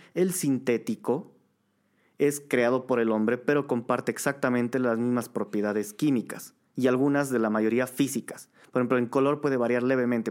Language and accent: Spanish; Bolivia